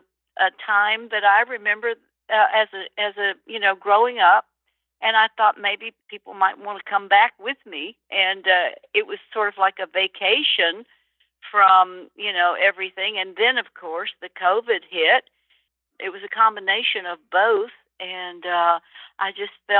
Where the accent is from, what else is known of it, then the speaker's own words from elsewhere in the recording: Birmingham, Alabama, United States; moved away; also born or lived in New York City; where I grew up in Birmingham, Alabama